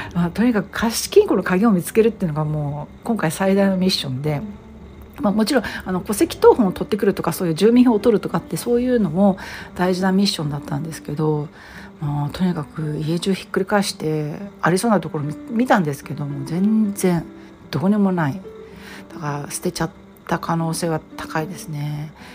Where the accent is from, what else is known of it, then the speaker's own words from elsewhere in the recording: Japan; now in United States; 一人でわざわざアメリカから日本に来て一人でその誇り臭い老朽化した実家に入って